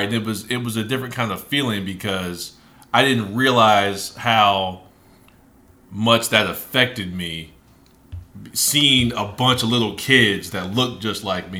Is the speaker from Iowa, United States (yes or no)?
no; Springfield, Ohio, United States; I grew up in Ohio, Springfield, Ohio